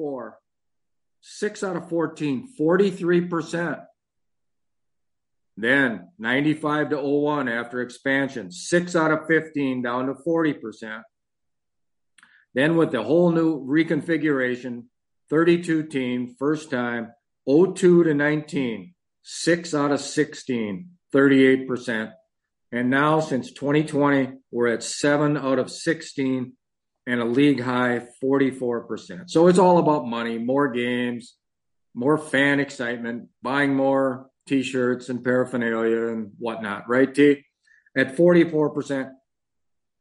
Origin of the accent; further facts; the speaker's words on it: Upper Michigan, United States; when I was growing up in Upper Michigan